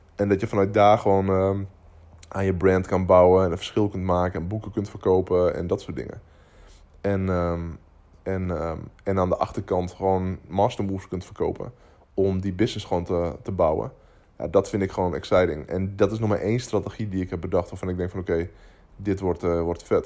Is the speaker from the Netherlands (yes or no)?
yes; Netherlands